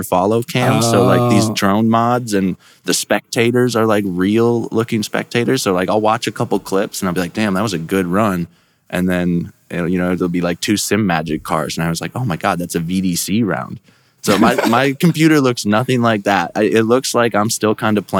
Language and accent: English; Lakeville, Minnesota, United States; moved away as an adult; also born or lived in Colorado / Denver, Colorado; now in Mustang, Oklahoma, United States; I grew up in Minnesota, kind of Lakeville, in between Lakeville and Prior Lake area, and then I moved to Colorado when I was 19.